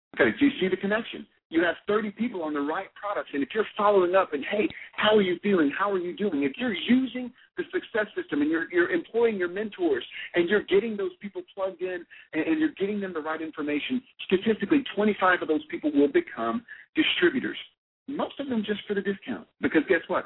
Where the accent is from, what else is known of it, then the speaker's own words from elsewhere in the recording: Alabama, United States; I'm from Alabama. I come by this accent honestly